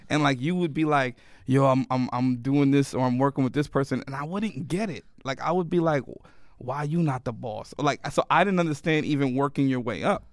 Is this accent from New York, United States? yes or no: yes; New York City, New York, United States; moved away; also born or lived in Miami; I grew up in the Bronx